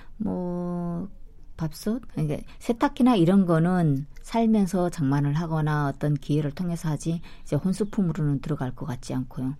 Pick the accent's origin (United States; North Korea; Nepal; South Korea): North Korea; moved away; 우리는 그 북한 사람들은